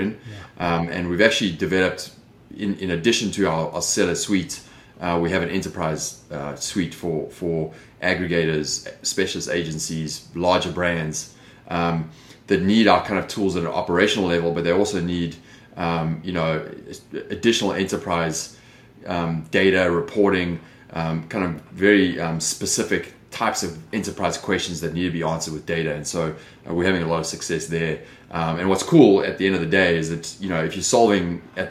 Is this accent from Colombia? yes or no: no; South Africa; moved away as an adult; also born or lived in London, United Kingdom; now in Los Angeles, United States; You can hear by the accent, I'm clearly not from Los Angeles, but that's where I live. I've been here since 2006, originally from South Africa.